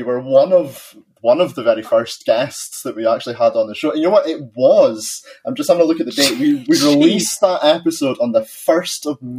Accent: Bonnie, Scotland, United Kingdom; I am from Bonnie, Scotland, where, you know, it rains 360 odd days out of the year.

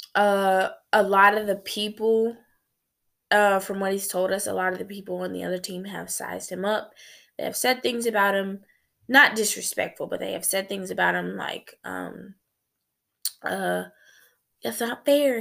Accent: United States; as a black female growing up in America

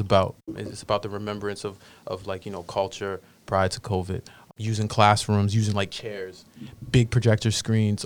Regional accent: Boston, Massachusetts, United States; growing up in Roxbury

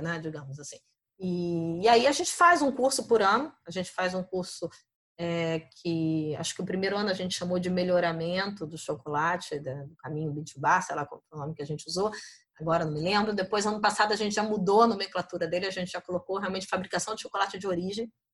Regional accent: Niterói, Rio de Janeiro, Brazil; moved away as an adult; also born or lived in France; now in Germany; Em Niterói, na verdade, fui criada em Niterói

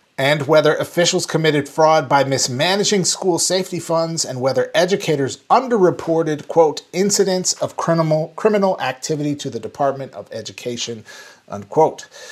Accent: Saint Paul, Minnesota, United States; my hometown of Saint Paul, Minnesota

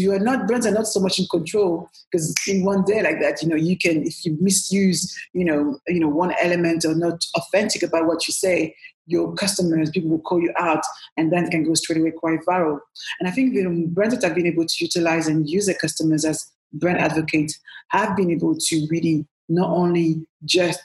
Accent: Paris, Île-de-France, France; also born or lived in Cameroon; now in London, United Kingdom; as you can hear from my accent, I was born in Paris. I'm French born, proud Cameroonian as well. And I came to London, you know, a while ago now

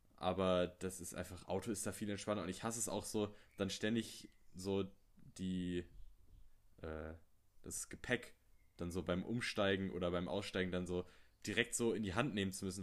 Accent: Wiesbaden, Hesse, Germany; Ich bin aber auch in der Gegend hier groß geworden in Nordenstadt

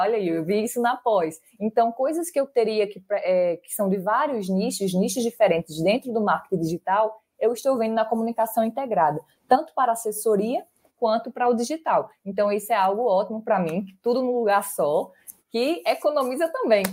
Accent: Barra de Santa Rosa, Paraíba, Brazil; sou do interior da Paraíba, de Barra de Santa Rosa

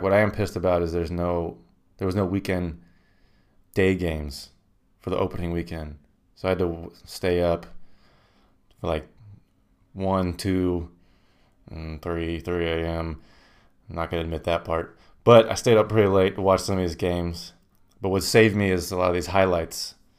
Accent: Indiana, United States; I'm from Indiana.

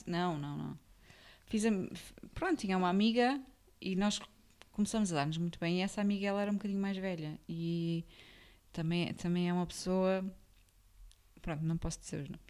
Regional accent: Gondomar, Porto District, Portugal; moved away; eu cresci uh, em São Pedro da Cova, e havia perto de Valongo

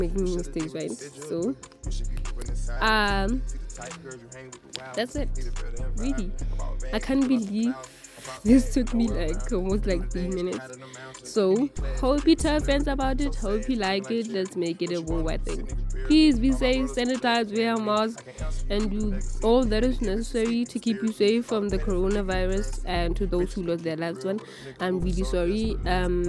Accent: South Africa; I am a teenager from South Africa who's currently doing Matric

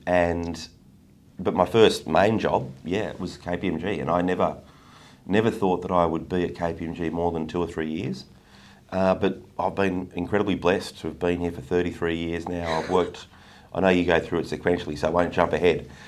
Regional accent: Canberra, Australian Capital Territory, Australia; I grew up in Canberra

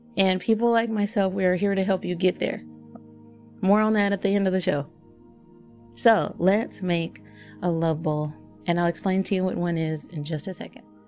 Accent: Texas, United States; I'm from Texas

